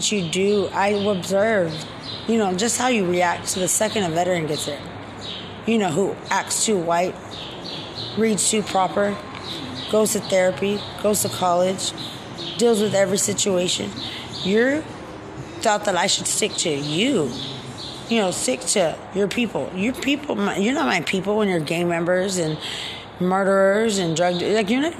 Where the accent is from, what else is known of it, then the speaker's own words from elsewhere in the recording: United States; Who are you to deem your own people? I'm American.